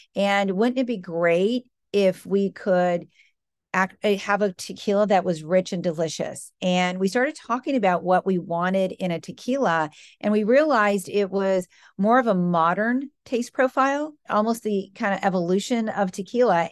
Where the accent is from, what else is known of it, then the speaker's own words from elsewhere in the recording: Michigan, United States; moved away as an adult; also born or lived in New York City; now in Boston, United States; I grew up in the Midwest, grew up in Michigan, good Midwestern values